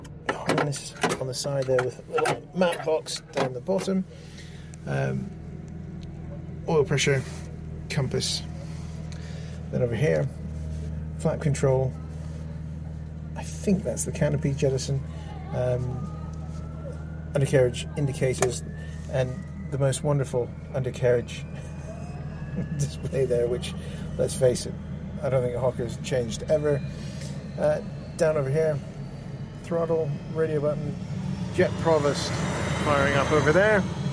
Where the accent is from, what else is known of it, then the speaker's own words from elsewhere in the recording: Canada; being a Canadian